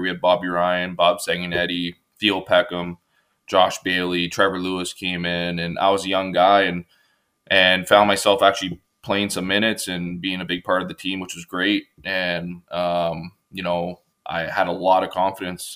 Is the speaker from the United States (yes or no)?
no; Richmond Hill, Ontario, Canada; grew up on um, pretty big lot in Richmond Hill